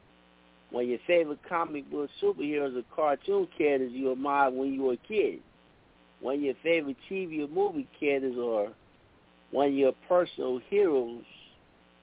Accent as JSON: {"language": "English", "town": "East Chicago", "region": "Indiana", "country": "United States", "tie": "born or raised there", "said": "my hometown, East Chicago"}